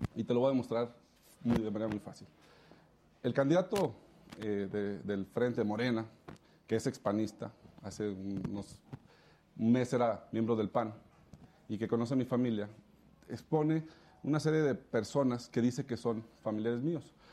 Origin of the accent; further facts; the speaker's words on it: León, Guanajuato, Mexico; León es donde es mi tierra